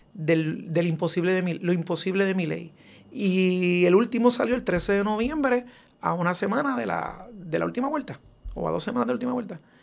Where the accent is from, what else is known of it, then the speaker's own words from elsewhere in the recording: Puerto Rico; nuestra puertorriqueñidad. Eh, y aunque soy un ciudadano americano